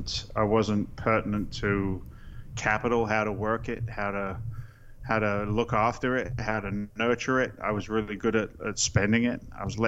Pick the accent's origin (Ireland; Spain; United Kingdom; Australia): United Kingdom; England; now in United States; I'm an immigrant to the States. I came here in 86 from England. I'm a working class guy.